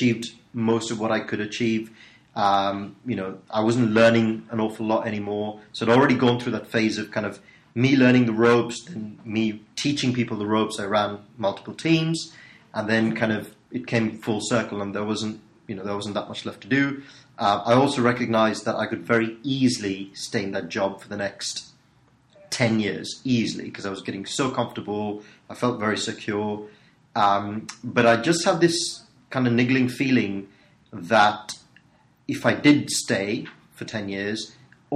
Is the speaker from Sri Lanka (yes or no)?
yes; Sri Lanka; moved away as an adult; now in United Kingdom; I was born in Sri Lanka, and I turned up in the UK about 14 years ago. So I came over for uni.